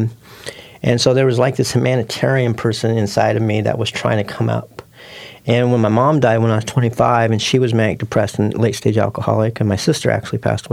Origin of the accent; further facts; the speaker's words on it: Portland, Oregon, United States; I was born and raised in North Portland